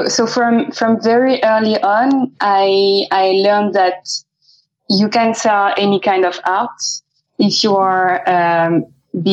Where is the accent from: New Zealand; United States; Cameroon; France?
France; moved away as an adult; also born or lived in Amsterdam, Netherlands; now in London, United Kingdom; we used to live in Amsterdam before London, and we're both French.